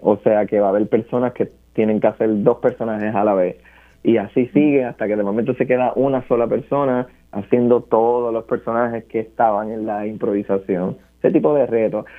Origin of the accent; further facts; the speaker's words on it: Barranquitas, Puerto Rico; yo soy de Barranquitas